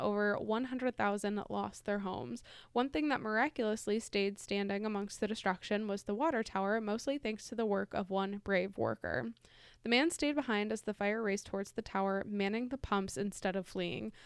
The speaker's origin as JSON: {"language": "English", "town": "Chicago", "region": "Illinois", "country": "United States", "said": "we're from Chicago"}